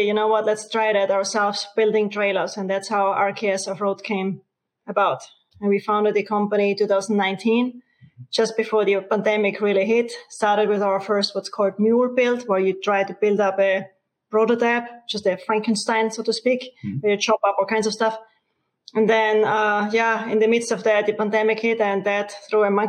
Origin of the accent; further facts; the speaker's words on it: Austria; accent: Austrian; moved away as an adult; now in United States; I do have an Austrian accent. So I'm from Europe, Austria. I came in the US through the automotive industry.